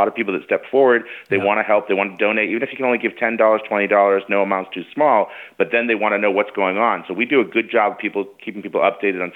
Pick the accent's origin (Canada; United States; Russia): United States; New England; now in Idaho, United States; I'm originally from New England. I'm in Idaho now